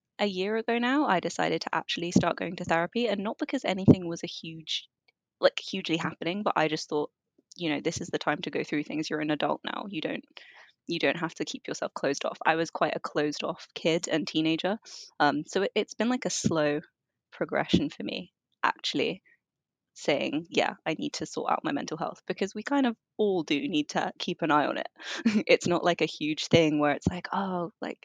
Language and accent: English; London, United Kingdom; I grew up in London. Well, I was born in London. I moved up around quite a lot, but London is for sure my home.